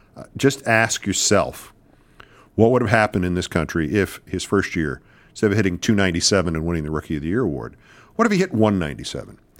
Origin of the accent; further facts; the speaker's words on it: New York, United States; moved away; being a New Yorker